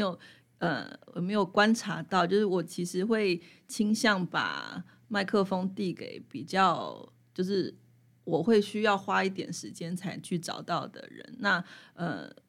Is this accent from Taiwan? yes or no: yes; Taipei, Taiwan; now in Hualien, Taiwan; 本身是台北人嘛